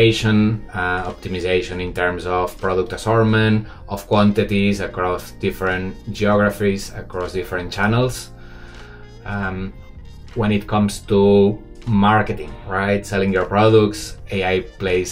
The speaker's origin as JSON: {"language": "English", "town": "Barcelona", "region": "Catalonia", "country": "Spain", "moved": "as an adult", "lives_now": "Shanghai, China", "said": "I'm from Barcelona, but I've been living 12 years in Shanghai."}